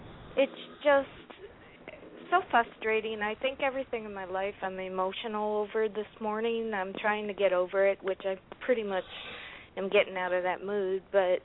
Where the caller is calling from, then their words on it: California, United States; I'm from California.